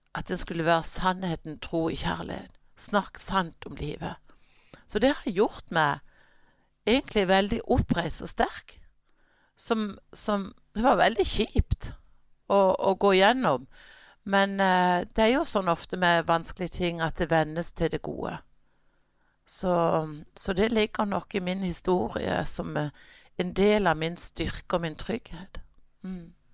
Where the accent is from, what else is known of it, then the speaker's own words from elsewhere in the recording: Kristiansand, Agder, Norway; also born or lived in New Jersey, United States; Jeg er født i staten New Jersey, og der bodde vi eh, til jeg var fire år. Og så flytta vi hjem, og, og har siden vært her i Kristiansand.